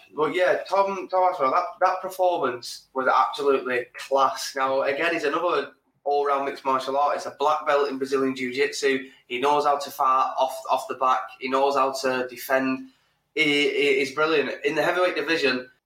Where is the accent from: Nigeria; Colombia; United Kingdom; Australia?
United Kingdom; England; we're English